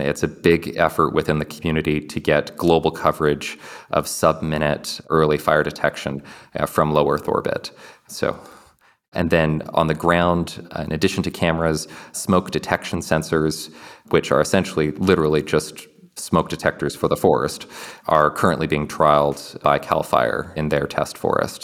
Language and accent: English; Kelowna, British Columbia, Canada; born or raised there; moved away